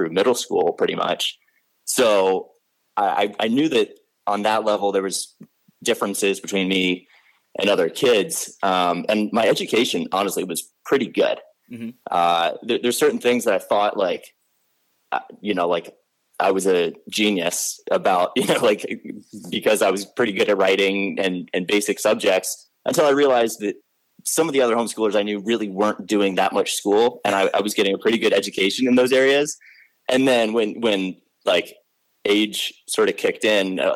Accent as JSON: {"language": "English", "town": "Arlington", "region": "Virginia", "country": "United States", "tie": "born or raised there", "said": "I grew up in Arlington, Virginia, which is part of what we call Nova"}